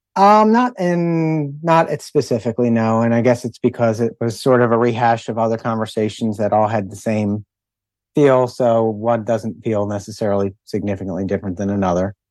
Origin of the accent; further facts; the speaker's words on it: Philadelphia, Pennsylvania, United States; We grew up in Philadelphia as well